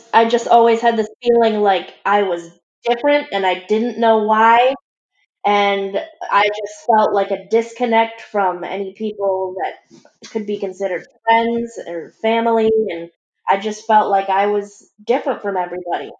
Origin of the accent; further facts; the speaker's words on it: Michigan, United States; I'm from Michigan, which is in the United States